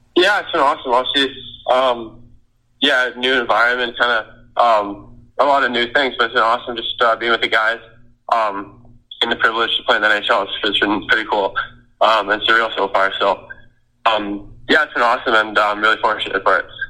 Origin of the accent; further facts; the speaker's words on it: Saskatchewan, Canada; I'm from Sask, uh, Saskatchewan, so um, country's pretty big there